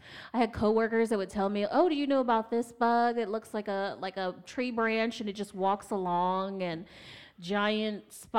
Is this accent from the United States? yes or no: yes; Midwest, United States; also born or lived in Austin, Texas; I'm a Midwesterner